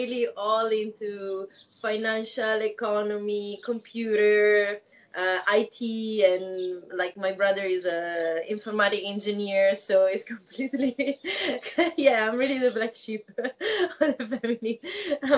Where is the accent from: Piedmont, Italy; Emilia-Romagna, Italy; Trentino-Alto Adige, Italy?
Piedmont, Italy; Novara; English is a second language; also born or lived in Woodbridge, Virginia, United States; now in Milan, Italy; I was born and grew up in a small city next to Milan. It's a small town called Novara